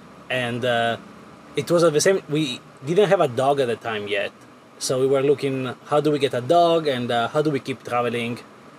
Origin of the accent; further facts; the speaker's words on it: Italy; moved away as an adult; also born or lived in California; I'm originally from Italy. I moved to California in 2016. And so I was living in California for like 5-6 years